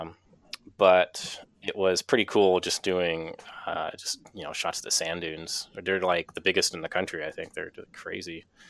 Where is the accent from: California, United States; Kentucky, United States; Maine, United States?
Maine, United States; Kittery; I'm from Maine originally and grew up here in uh, in Kittery, which is like the southernmost town in Maine